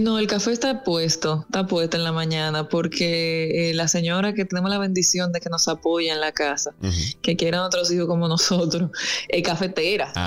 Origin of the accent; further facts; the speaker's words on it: Salcedo, Hermanas Mirabal, Dominican Republic; yo soy de Salcedo